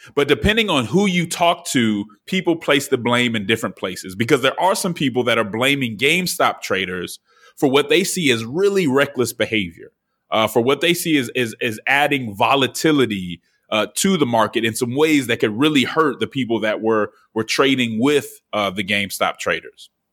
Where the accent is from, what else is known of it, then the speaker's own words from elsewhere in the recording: Denver, Colorado, United States; I am from Denver